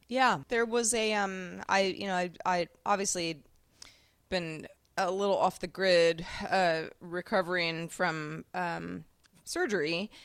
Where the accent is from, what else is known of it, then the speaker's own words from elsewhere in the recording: Sebastopol, California, United States; growing up in Sebastopol, California, Apple capital of the U S